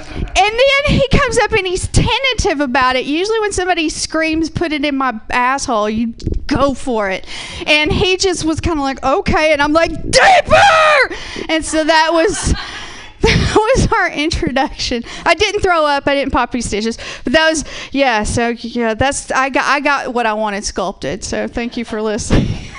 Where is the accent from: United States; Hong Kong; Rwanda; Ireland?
United States; the South; I'm from the South, so there's a lot of people like that, so I assume I'm probably only like 1 or 2 degrees from that.